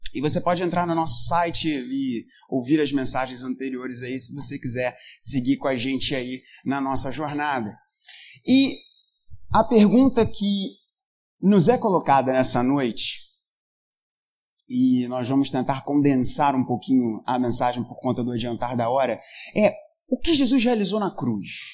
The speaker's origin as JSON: {"language": "Portuguese", "country": "Brazil", "said": "a gente é brasileiro"}